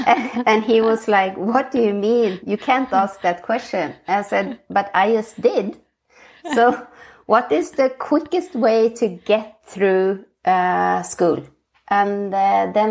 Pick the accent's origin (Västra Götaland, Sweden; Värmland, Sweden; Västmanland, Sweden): Västmanland, Sweden; Västerås; moved away as an adult; also born or lived in Asia Pacific / Finland (parents); now in Oslo, Norway; I'm born and brought up in Sweden in a small town called Västerås near Stockholm